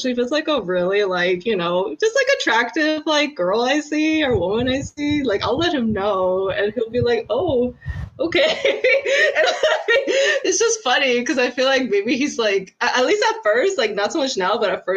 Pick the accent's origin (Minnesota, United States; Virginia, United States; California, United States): California, United States; San Diego; called Mira Mesa. It's pretty much like this little suburban neighborhood in San Diego